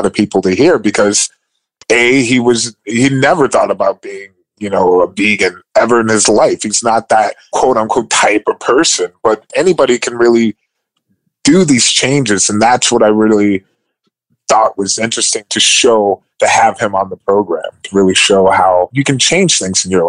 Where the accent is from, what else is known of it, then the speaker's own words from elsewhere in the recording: Cleveland, Ohio, United States; I'm coming from Cleveland.